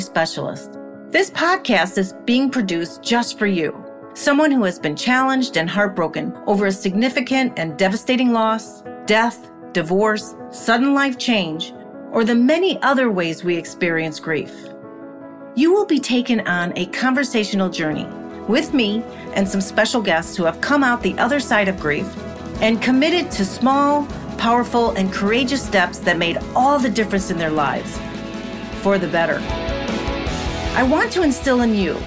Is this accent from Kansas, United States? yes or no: no; Chicago, Illinois, United States; moved away; I'm from Chicago.